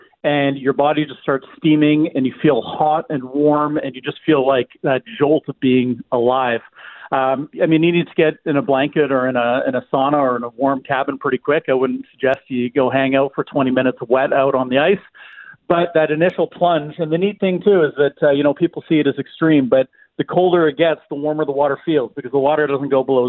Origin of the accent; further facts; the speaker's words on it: Alberta, Canada; now in Manitoba, Canada; I grew up in Alberta